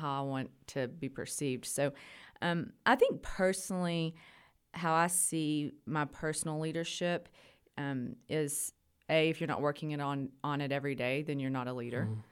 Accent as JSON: {"language": "English", "town": "Idalou", "region": "Texas", "country": "United States", "tie": "born or raised there", "said": "I grew up locally. I'm from Idaloo"}